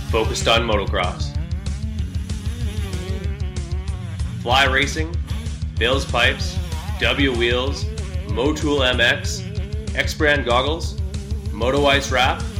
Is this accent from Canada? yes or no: yes; Canada; I'm Canadian